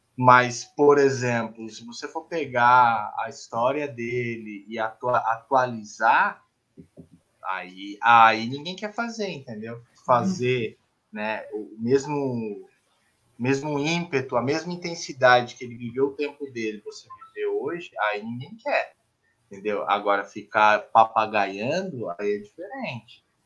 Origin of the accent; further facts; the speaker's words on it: São Paulo, Brazil; moved away; eu sou paulistano, eu saí, depois morei no interior de São Paulo, em Mineira